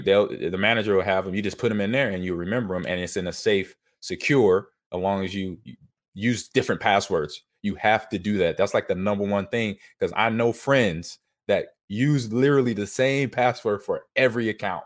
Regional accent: Nebraska, United States; I'm in, uh, back in my home state.

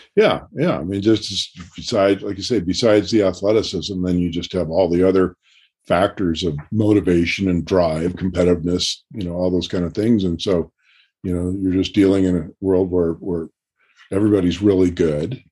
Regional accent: Portland, United States; moved away; also born or lived in Baltimore; I just moved back to my hometown

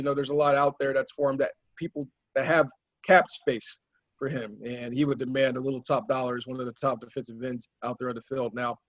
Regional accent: Nashville, Tennessee, United States; moved away as an adult; also born or lived in Oklahoma; now in Missouri, United States; I was born and raised in Nashville, but okay. I've been in the Midwest for almost a decade now, amazingly, between Oklahoma and now Missouri.

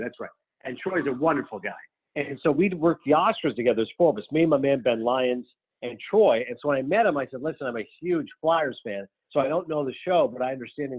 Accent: Kingston, Ontario, Canada; moved away as an adult; also born or lived in Toronto; now in New Jersey, United States; I was born in Toronto. I did grow up in Kingston a few hours away

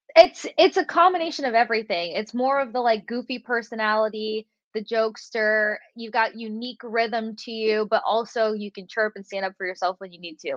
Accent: Tampa, Florida, United States; Growing up in Tampa and covering your home team

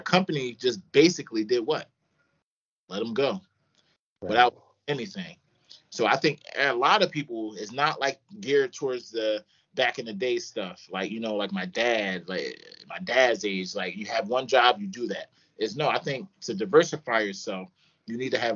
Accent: Philadelphia, Pennsylvania, United States; moved away; also born or lived in Florida / Los Angeles; I'm from Philadelphia, moved all the way to Florida, played at Bethune-Cookman University, played there, moved

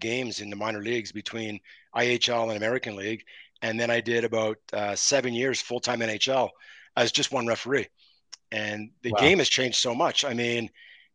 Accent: Montreal, Quebec, Canada; I grew up in Montreal

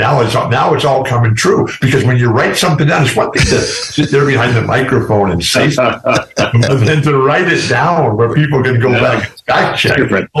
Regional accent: San Diego, California, United States; where we live here in my hometown of San Diego

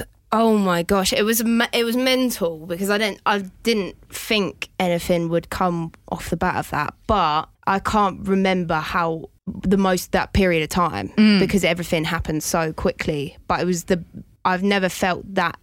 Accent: Chatham, South East England, United Kingdom; I'm a Chatham girl through and through.

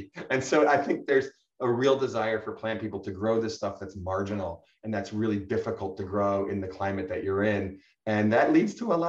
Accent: Northeast, United States; now in San Diego, United States; I'd never lived on the West Coast. I grew up in the Northeast and, you know, I really know the plants very, very well and much of the East Coast

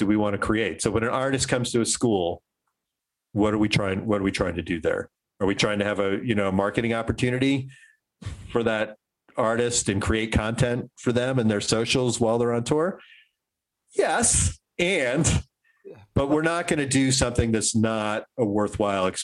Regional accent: DC suburbs, Maryland, United States; I grew up in Maryland, in the DC suburbs in the 80s

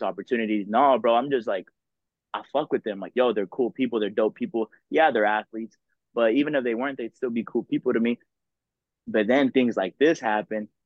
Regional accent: Dallas, Texas, United States; I grew up in Dallas

